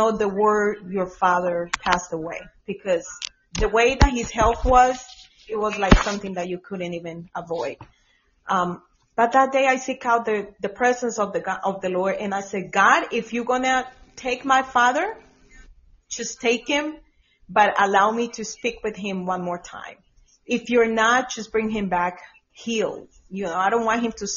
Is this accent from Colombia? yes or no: yes; Colombia; now in Georgia, United States; I'm from Colombia, but I was in Georgia at that time